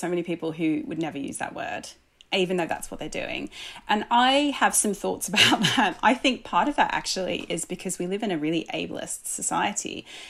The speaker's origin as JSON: {"language": "English", "country": "Australia", "accent": "Australian", "said": "as soon as I'm surrounded by Australians, my accent comes back"}